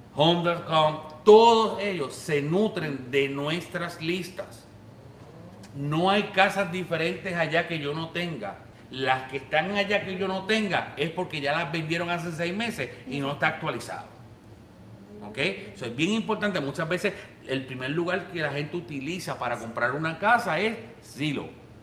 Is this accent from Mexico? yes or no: no; Puerto Rico; now in United States; yo soy puertorriqueño